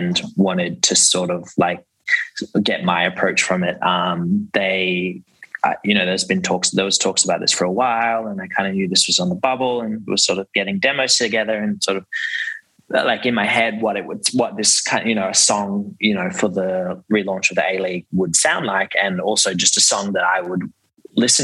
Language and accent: English; Brisbane, Queensland, Australia; now in Sydney, Australia; I grew up in Brisbane, and then my parents just basically signed me up to our local club, which was in Brisbane and in New Farm